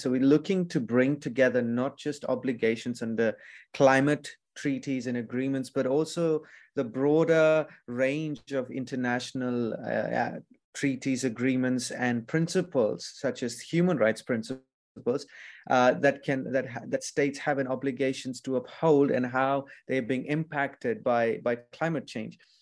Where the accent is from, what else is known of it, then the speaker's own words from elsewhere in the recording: Fiji; I'm from Fiji